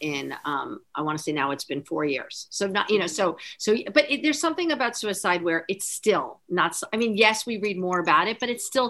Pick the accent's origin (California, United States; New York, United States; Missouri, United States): New York, United States; East Hampton; It looked like all the houses that I remember when I was growing up in East Hampton.